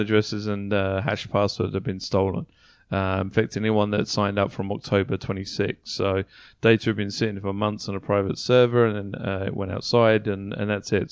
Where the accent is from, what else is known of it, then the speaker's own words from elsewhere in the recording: United Kingdom; moved away; back home in the U K